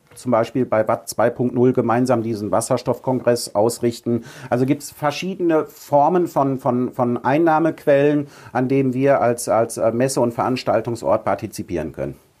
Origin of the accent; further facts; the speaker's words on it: Ruhr area, North Rhine-Westphalia, Germany; moved away as an adult; also born or lived in Münsterland; now in Husum, Germany; ich bin ein Kind des Ruhrgebiets.